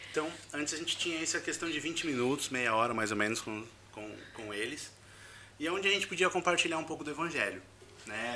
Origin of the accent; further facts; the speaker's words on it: Brazil; moved away as an adult; also born or lived in Egypt; sou brasileiro